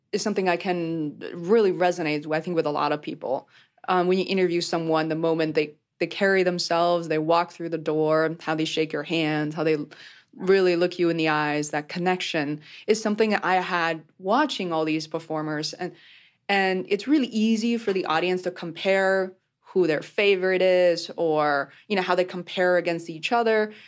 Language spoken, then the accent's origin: English; Beijing, China; I grew up in Beijing, China